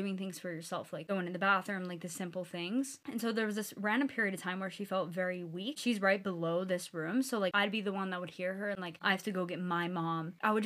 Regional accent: Pittsburgh, Pennsylvania, United States; I'm from Pittsburgh, Pennsylvania. So me and Ashley grew up with each other

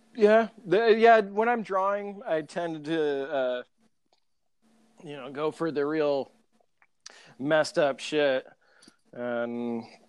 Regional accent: Grand Island, Nebraska, United States; my hometown, Grand Island

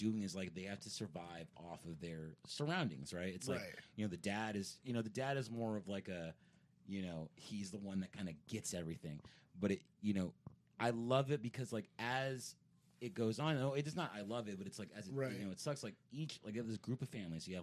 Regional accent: San Antonio, Texas, United States; growing up in San Antonio.

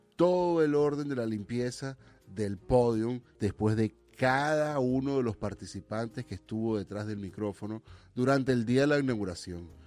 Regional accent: Venezuela; now in United States; como venezolano

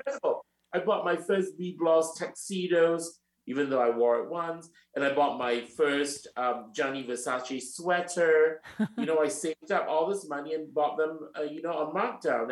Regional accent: Singapore; moved away as an adult; also born or lived in London, United Kingdom / New York, United States / Milan, Italy; now in Paris, France; I was born in Singapore and I am three quarter Chinese and one quarter Japanese

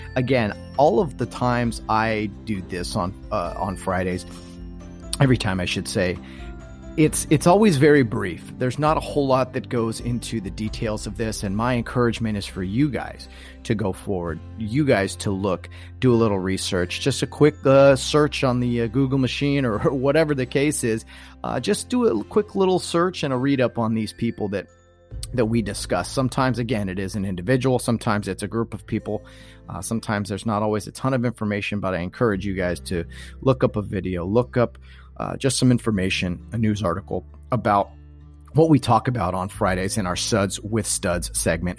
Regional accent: Southern California, United States; I'm from Southern California.

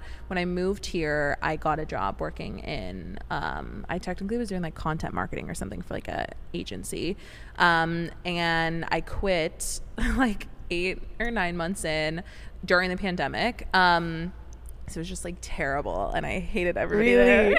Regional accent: Vancouver, Washington, United States; moved away as an adult; also born or lived in Portland, Oregon; now in San Diego, United States; Portland, Oregon, pretty much like the outskirts. I was technically in Vancouver, Washington

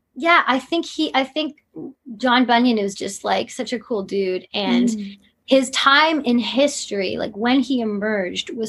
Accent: Canada; being a Canadian.

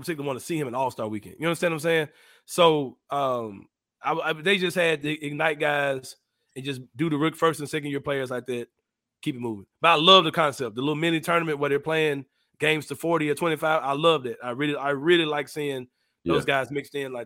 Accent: Memphis, Tennessee, United States; born or raised there

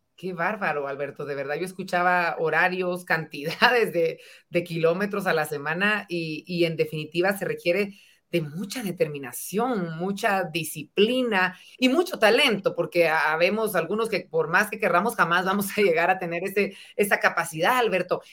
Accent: Guatemala; como guatemaltecos

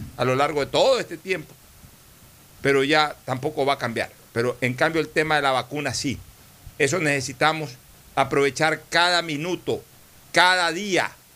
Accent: Ecuador; como ecuatoriano

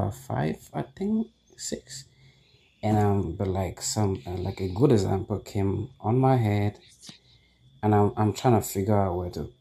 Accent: Cameroon; English is a second language; My English, I'm truly learning. I'm from Cameroon, Africa, by the way. If you can identify the accent

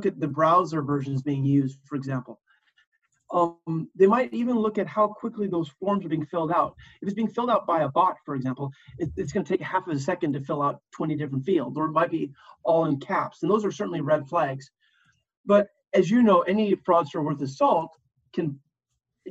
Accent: California, United States; in California, my home state

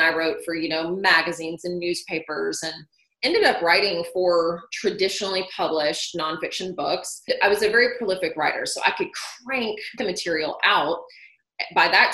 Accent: Nashville, Tennessee, United States; moved away as an adult; also born or lived in Chicago; I grew up in Nashville

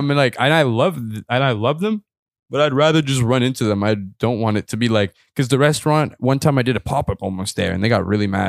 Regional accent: Ethiopia; I grew up in Ethiopia, like I told you.

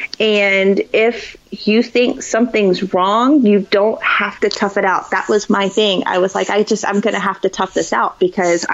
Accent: Florida, United States; I'm from Florida. I grew up in Florida.

